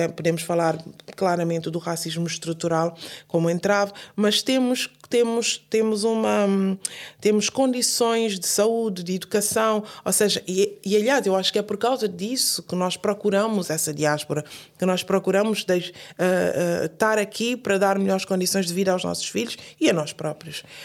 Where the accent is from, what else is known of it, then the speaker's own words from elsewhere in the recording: Guinea-Bissau; now in Portugal; no caso específico da minha Guiné